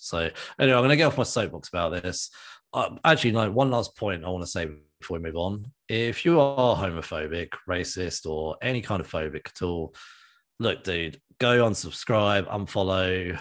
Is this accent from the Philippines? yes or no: no; United Kingdom; as a British man